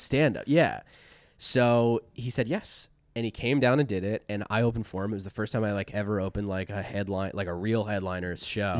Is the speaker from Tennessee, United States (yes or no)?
no; Chambersburg, Pennsylvania, United States; also born or lived in Philadelphia; now in Los Angeles, United States; I really grew up in a town called Chambersburg, Pennsylvania